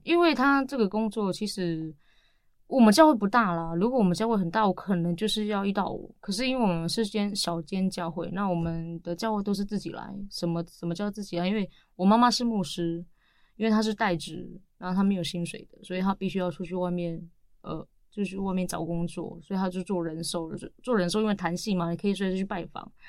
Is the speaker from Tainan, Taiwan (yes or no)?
no; Siji Village, Datong Township, Yilan County, Taiwan; moved away as an adult; also born or lived in Taoyuan; now in Yilan, Taiwan; 我来自宜兰县大同乡四季村